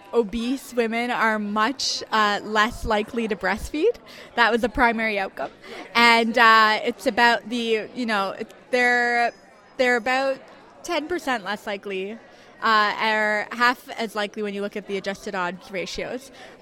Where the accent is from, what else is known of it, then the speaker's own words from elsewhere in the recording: Montreal, Quebec, Canada; I'm from Montreal.